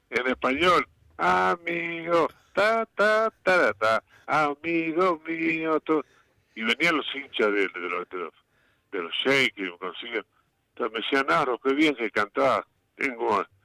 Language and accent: Spanish; Uruguay; now in Argentina; Claro, cuando vinimos de Uruguay, este tocábamos salíamos de grupo, digo, los …, y llegamos acá y querían un grupo en Argentina